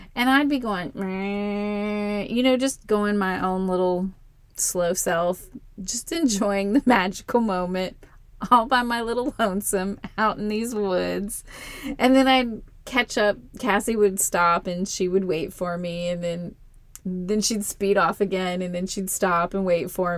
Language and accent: English; Florida, United States; moved away; I grew up in Florida